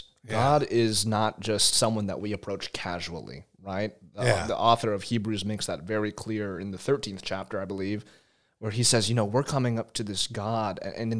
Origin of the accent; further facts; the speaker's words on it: Texas, United States; My parents are Filipino immigrants, so my friends joke that I'm a Texan Filipino, a Texapino.